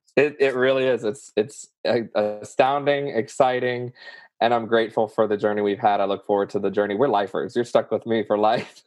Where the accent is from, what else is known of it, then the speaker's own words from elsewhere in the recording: New Orleans, Louisiana, United States; accent: southern; I'm from New Orleans